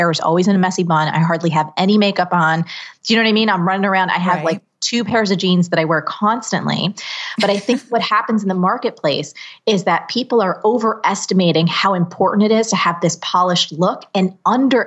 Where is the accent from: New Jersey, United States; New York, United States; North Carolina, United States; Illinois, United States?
New Jersey, United States; I'm from New Jersey